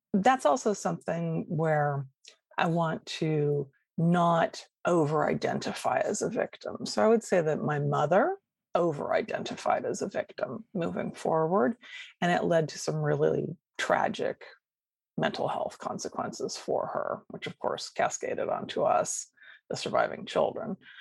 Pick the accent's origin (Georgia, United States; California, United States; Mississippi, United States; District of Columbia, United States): California, United States; Sacramento; I grew up in Sacramento, California, and left there when I was 18 to come down to Southern California for college.